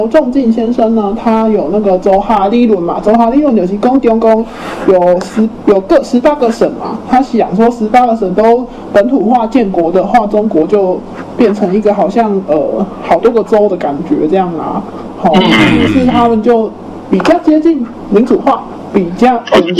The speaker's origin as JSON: {"language": "Chinese", "country": "Taiwan", "said": "不是说我们台湾人的荒谬这样"}